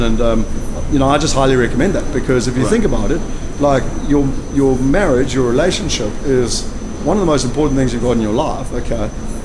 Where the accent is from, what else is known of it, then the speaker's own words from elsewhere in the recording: Zimbabwe; now in South Africa; I'm half Zimbabwean. I'm originally from Zimbabwe